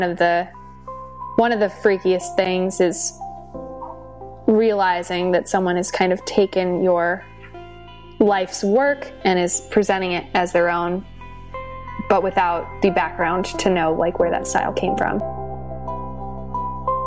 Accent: California, United States; growing up in California

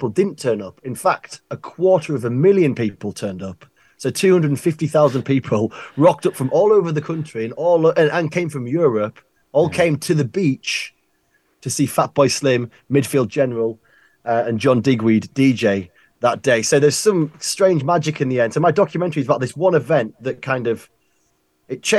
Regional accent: Richmond, Yorkshire and the Humber, United Kingdom; I'm from North Yorkshire, so just a bit further north than New York, where you are. So a place called Richmond

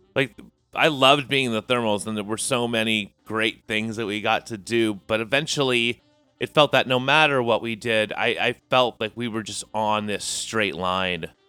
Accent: San Jose and Sunnyvale, South Bay, California, United States; moved away as an adult; now in Portland, United States; we're both from San Jose and Sunnyvale, uh, South Bay, California

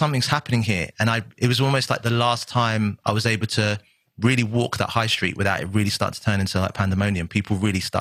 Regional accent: Southampton, South East England, United Kingdom; also born or lived in Miami; a little kid from Southampton in a council estate

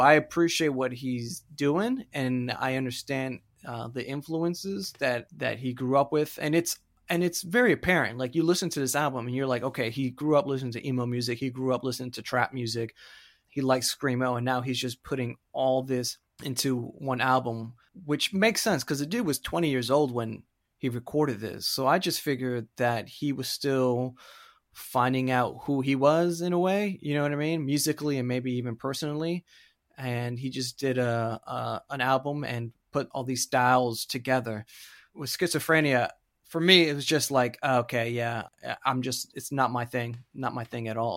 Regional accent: Florida, United States; I'm from Florida. I grew up there

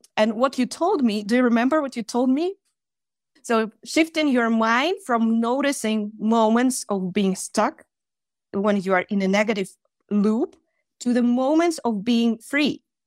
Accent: Russia; English is a second language; also born or lived in Chita, Russia; I'm from Russia, and I live in a small town, which is called Chita, in the east of Russia

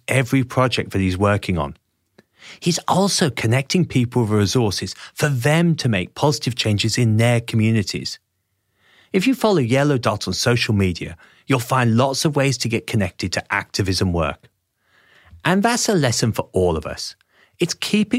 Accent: England, United Kingdom; I was a nerdy teenager growing up in England

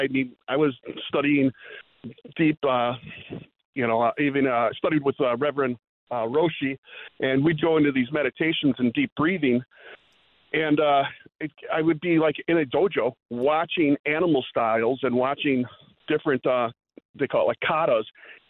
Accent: Wheeling, Illinois, United States; those seeds that have been planted growing up in Wheeling, Illinois, hearing the gospel here and there

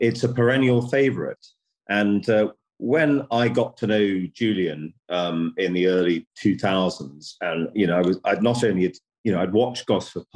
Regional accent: United Kingdom; as a British producer

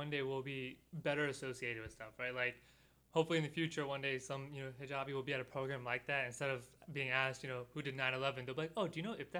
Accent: Houston, Texas, United States; I'm from Houston, Texas. This is, like, one of my first times in Chicago.

